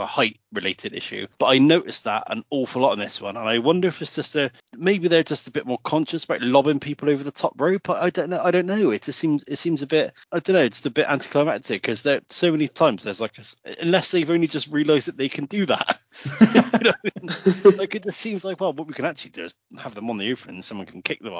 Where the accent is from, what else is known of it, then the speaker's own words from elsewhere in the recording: England, United Kingdom; we're English